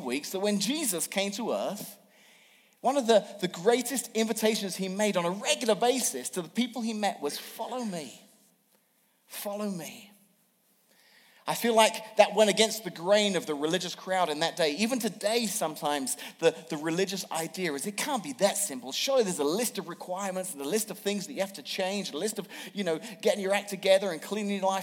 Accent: England, United Kingdom; now in Washington, United States; I'm from England and grew up there.

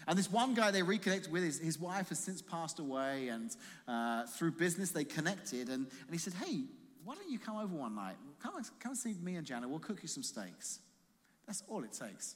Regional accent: Croydon, London, United Kingdom; now in Colorado, United States; I said, where in London? She said, Croydon. I said, so am I.

